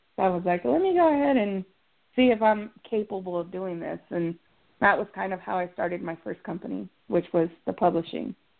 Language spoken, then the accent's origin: English; Texas, United States; I'm from Texas. It's already hot here.